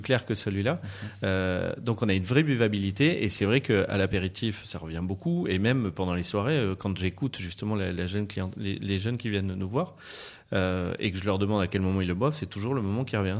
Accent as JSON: {"language": "French", "town": "Bordeaux", "region": "Nouvelle-Aquitaine", "country": "France", "moved": "yes", "lives_now": "Anjou, France", "said": "je suis issu d'une famille euh, viticole, je suis bordelais, euh, bordelais d'origine"}